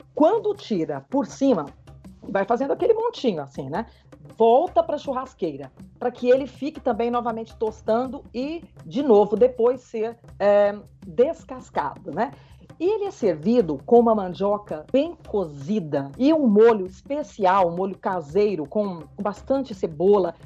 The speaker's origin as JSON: {"language": "Portuguese", "area": "Triângulo Mineiro", "region": "Minas Gerais", "country": "Brazil", "moved": "yes", "lives_now": "Araçatuba, Brazil", "said": "Eu sou do Triângulo Mineiro, né? Sou mineira, mas há 20 anos moro no interior de São Paulo, em Araçatuba"}